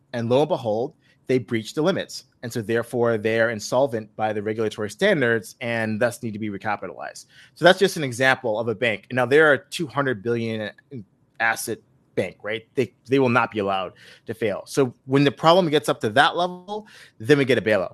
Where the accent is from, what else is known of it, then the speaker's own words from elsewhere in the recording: Buffalo, New York, United States; my hometown of Buffalo.